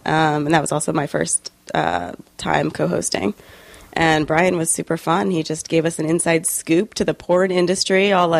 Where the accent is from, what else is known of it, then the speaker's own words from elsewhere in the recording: New Jersey, United States; moved away as an adult; also born or lived in San Diego, California / Spain; I was raised in New Jersey.